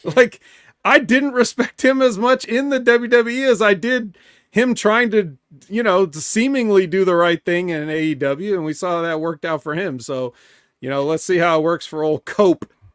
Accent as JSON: {"language": "English", "region": "California", "country": "United States", "said": "I'm from California"}